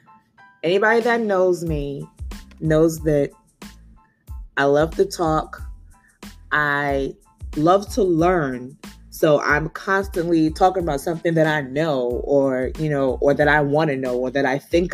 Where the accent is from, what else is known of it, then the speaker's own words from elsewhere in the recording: Nigeria; being Nigerian